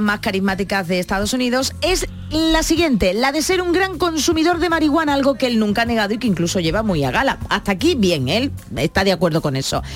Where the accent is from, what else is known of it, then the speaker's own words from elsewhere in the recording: San Fernando, Andalusia, Spain; es de mi tierra, es de San Fernando